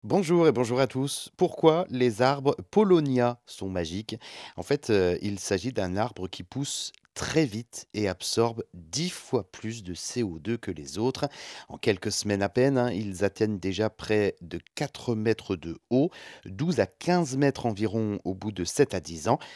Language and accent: French; France; chez nous en France